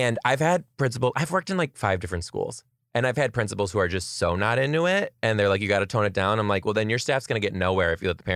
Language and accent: English; Detroit, Michigan, United States; I am from Detroit.